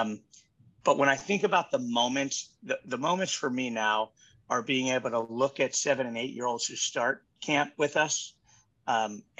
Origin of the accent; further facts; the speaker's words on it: Baltimore, Maryland, United States; I grew up in Baltimore.